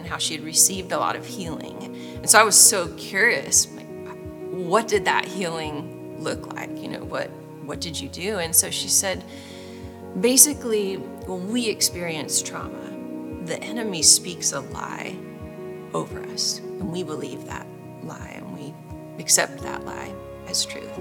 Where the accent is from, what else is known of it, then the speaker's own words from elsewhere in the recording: Northern California, United States; now in Franklin, United States; I'm from Franklin, Tennessee, originally from Northern California